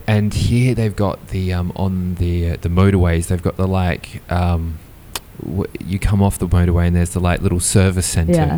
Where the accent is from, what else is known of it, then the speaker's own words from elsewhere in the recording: Australia; also born or lived in Boston; now in United Kingdom; I'm originally Australian, half Irish, so I'm not British